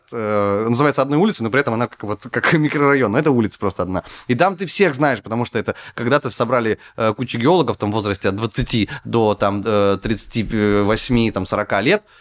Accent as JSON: {"language": "Russian", "region": "Far North", "country": "Russia", "tie": "born or raised there", "said": "я рос на Крайнем Севере. Это очень далеко за полярным кругом."}